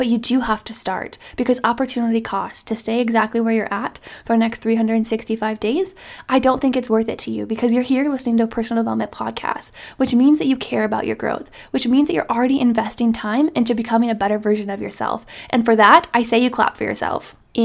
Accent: small town Iowa, United States; my hometown friends from small town Iowa

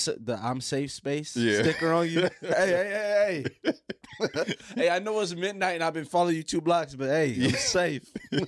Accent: Pontiac, Michigan, United States; I'm from Pontiac, Michigan.

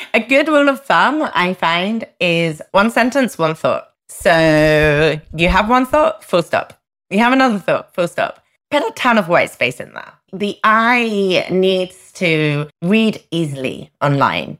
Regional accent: United Kingdom; I'm a Brit

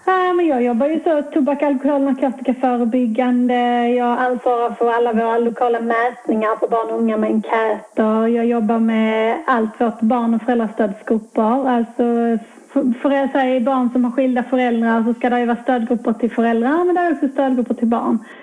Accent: Skurup, Skåne, Sweden; also born or lived in Gävle; hamnade tillbaka i mina hemtrakter i Skåne, ganska nära min bostadsort i Skurup där jag växte upp

